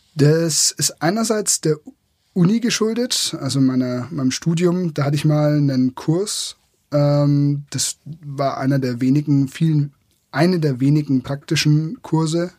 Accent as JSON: {"language": "German", "area": "Franconia", "region": "Bavaria", "country": "Germany", "said": "Ich komme aus der Region, da ähm, ist es Franken"}